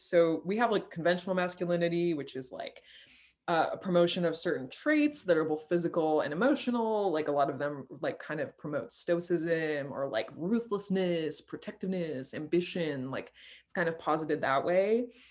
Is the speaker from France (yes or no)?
yes; France; moved away; I grew up in France